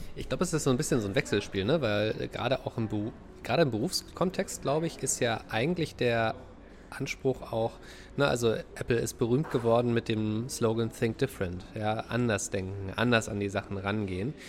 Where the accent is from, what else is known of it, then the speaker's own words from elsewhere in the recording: Dresden area, Saxony, Germany; moved away; Dresdner Christstollen. Das, was ich aus meiner Heimat kenne